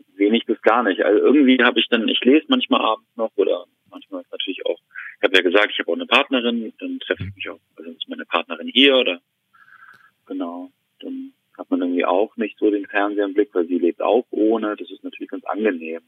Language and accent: German; Hamburg, Germany; moved away; ich komme eigentlich aus Hamburg